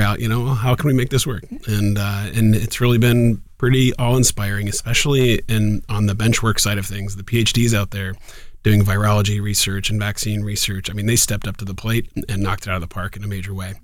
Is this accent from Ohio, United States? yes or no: yes; Columbus, Ohio, United States; also born or lived in Oxford, Ohio; born and raised in Columbus, in Clintonville, just north of campus